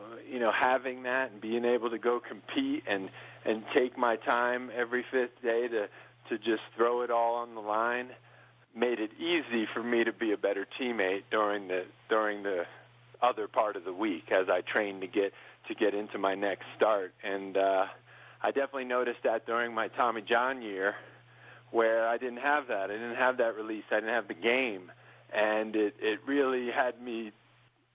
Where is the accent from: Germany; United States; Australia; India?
United States; New York; now in Montana, United States; I grew up in New York